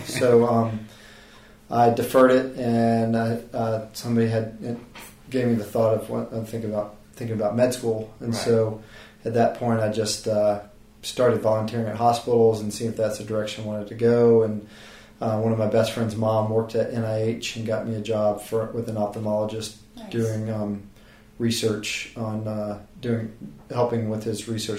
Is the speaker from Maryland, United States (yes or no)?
yes; Maryland, United States; moved away as an adult; also born or lived in North Carolina / Virginia / Birmingham, Alabama; now in Charleston, United States; I grew up in Maryland and went to NC State undergrad, and ended up moving down here to Charleston